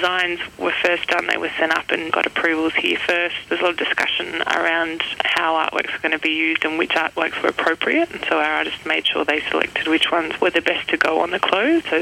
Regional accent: Melbourne, Victoria, Australia; now in Fitzroy Crossing, Australia; I'm originally from Melbourne myself

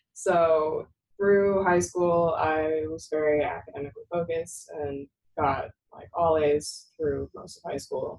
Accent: Sacramento, California, United States; I am from the Sacramento area and I didn't really want to stay close to home.

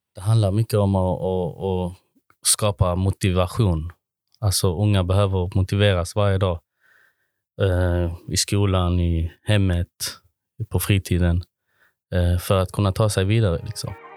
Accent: Malmö, Skåne, Sweden; now in Kristianstad, Sweden; Jag är från Malmö i grunden.

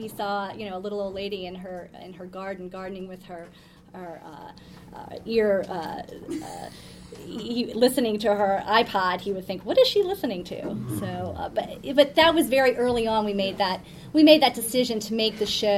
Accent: New Orleans, Louisiana, United States; moved away as an adult; also born or lived in Washington, D.C.; I grew up in New Orleans, Louisiana, where politics is sort of sport

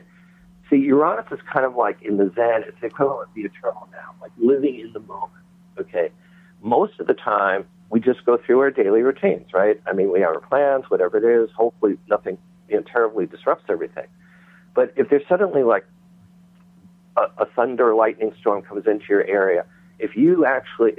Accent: New York, United States; I was raised in New York

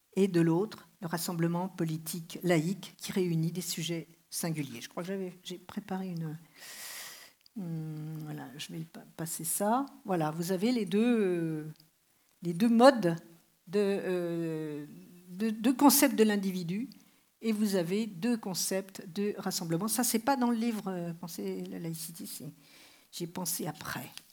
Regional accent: France; je suis française

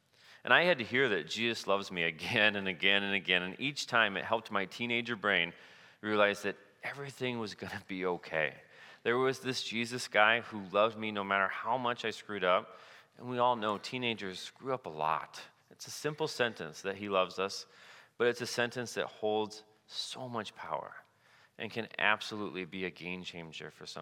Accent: Cedar Falls, Iowa, United States; I grew up in Cedar Falls, and during my junior year in high school, I started taking some steps in my faith life.

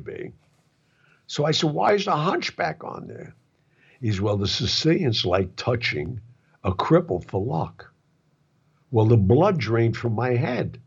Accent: New York, United States; I come from Mulberry Street

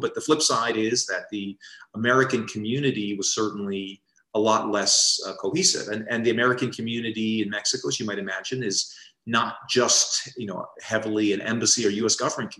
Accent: Paraguay; when I was growing up in Paraguay, we were not getting many cabinet visits.

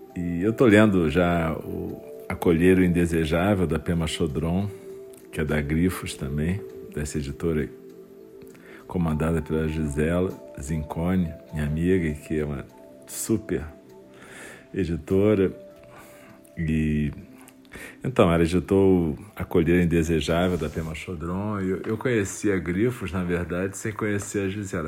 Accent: Rio de Janeiro, Brazil; um momento da minha infância, quando no Rio de Janeiro uma época

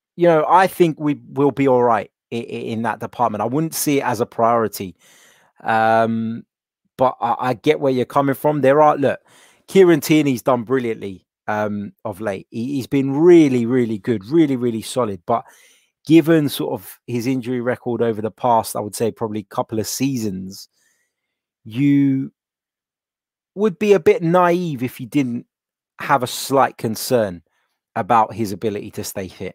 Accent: London, United Kingdom; I was born here in London

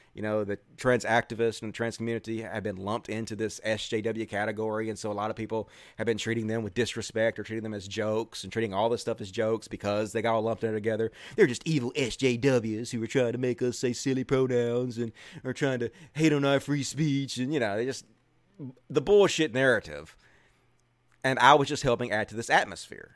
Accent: Mississippi, United States; I grew up in Mississippi around people who are not really trans or gay friendly

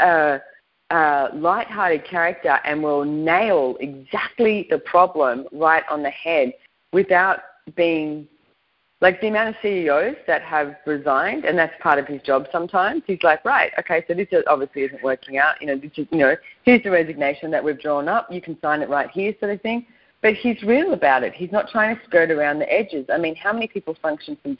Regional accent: Australia; I was brought up in Australia

